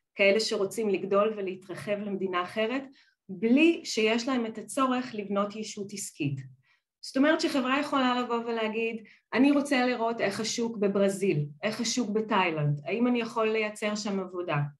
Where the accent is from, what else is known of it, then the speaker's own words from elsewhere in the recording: Israel; moved away as an adult; now in Netherlands; אני באמת אה, ילידת ישראל, נולדתי, אה, גדלתי בית ספר, צבא ולימודים בישראל